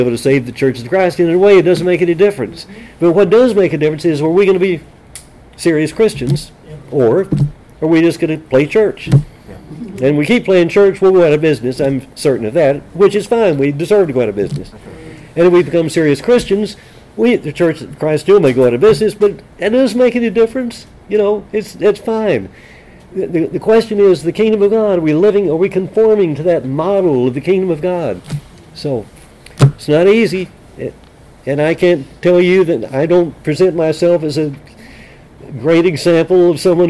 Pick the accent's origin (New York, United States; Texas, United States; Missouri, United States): Texas, United States; San Angelo; when I was a kid growing up in San Angelo, Texas